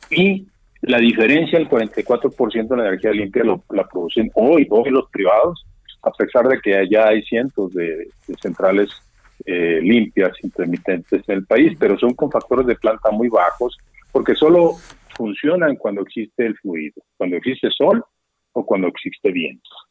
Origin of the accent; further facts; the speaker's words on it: Mexico; somos los mexicanos los que pagamos todo eso hoy